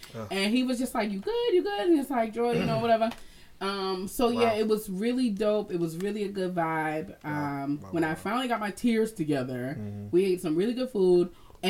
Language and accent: English; Massachusetts, United States; moved away; Oh, also, now I'm from Massachusetts.